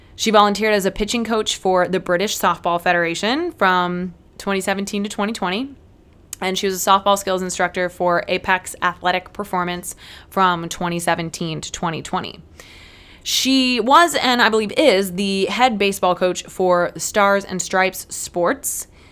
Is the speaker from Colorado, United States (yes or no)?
no; Peoria, Illinois, United States; I am from the Peoria area